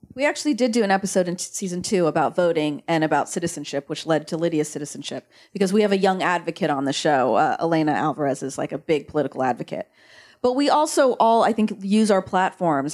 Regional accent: San Diego, California, United States; also born or lived in Oregon; I grew up in Oregon and then San Diego, and I knew so many, I grew up with so many Mexicans in San Diego

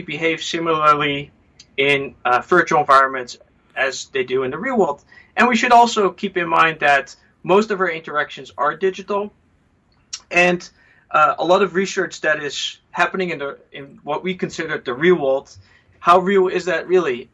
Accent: Netherlands; moved away; I'm originally from the Netherlands

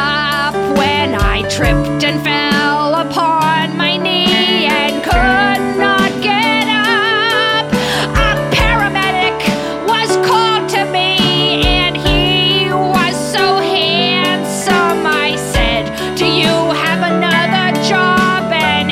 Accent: Massachusetts, United States; now in Los Angeles, United States; And I'm from New England. I'm from Massachusetts specifically, okay? It's a blue state, okay?

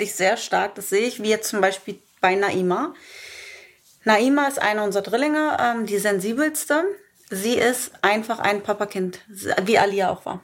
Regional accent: Germany; moved away as an adult; Nichtsdestotrotz ist Deutschland mein Heimatland

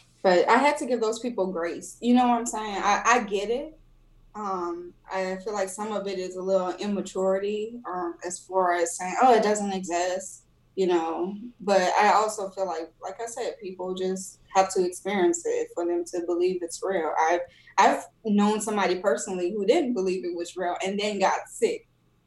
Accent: New Orleans, Louisiana, United States; I'm from New Orleans

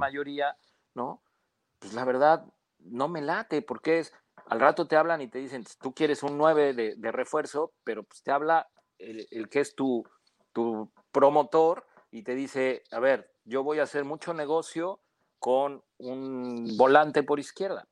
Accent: Mexico; Como mexicano

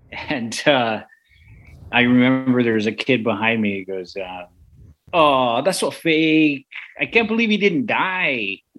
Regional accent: San Francisco, California, United States; And I grew up in San Francisco. I never learned how to drive a stick because we just didn't have them.

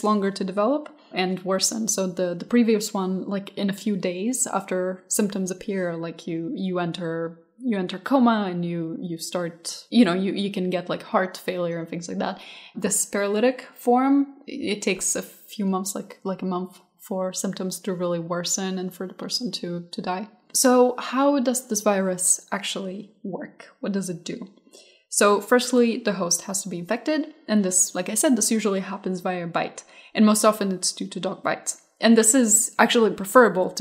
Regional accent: Moldova; moved away; I was born in Moldova, there's a lot of like stray dogs and cats

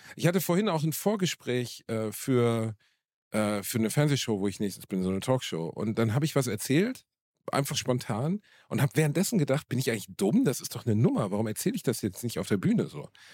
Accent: Gelsenkirchen, North Rhine-Westphalia, Germany; in meiner Heimatstadt in einem kleinen, in einem kleinen Club, dem Wohnzimmer Gelsenkirchen

